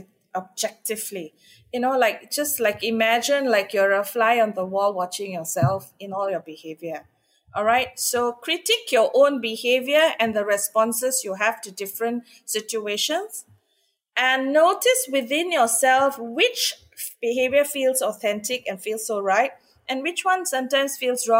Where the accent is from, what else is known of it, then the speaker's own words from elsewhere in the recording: India; I'm Indian